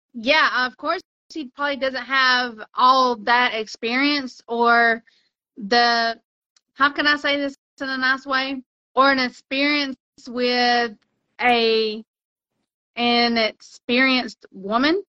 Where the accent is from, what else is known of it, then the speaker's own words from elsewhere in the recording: United States; I'm American